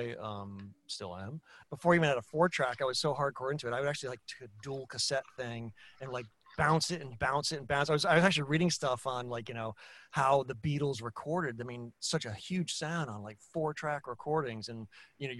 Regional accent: Eastern Long Island, North Fork, New York, United States; I grew up on Eastern Long Island. Out in the North Fork.

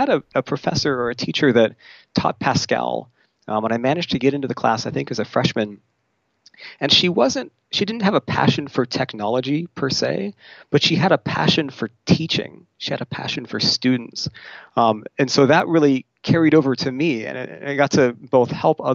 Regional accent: California's Central Coast, United States; now in Seattle, United States; I grew up in California's Central Coast, so about an hour north of Santa Barbara

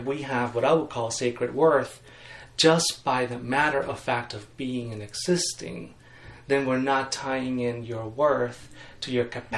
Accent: Mexico; I grew up in Mexico, and I am a third generation Baptist in Mexico

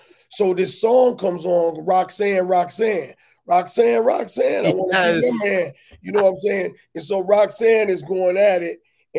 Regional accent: Minnesota, United States; I'm from Minnesota and it's cold all the time, right?

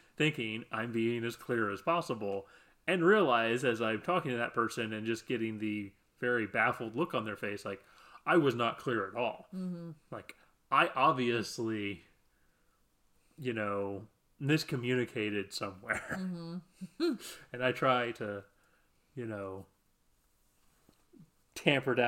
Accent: Midwest, United States; I'm from the Midwest

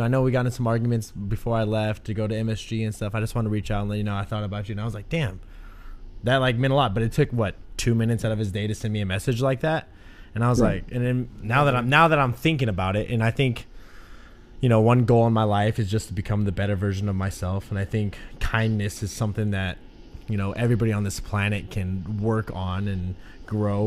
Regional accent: Overton, United States; moved away; my friends back home, from my small town in Overton.

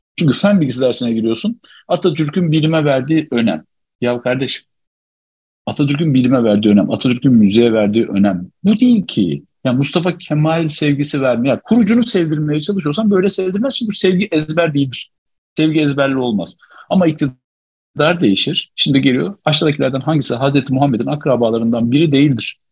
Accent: Alaca, Çorum Province, Turkey

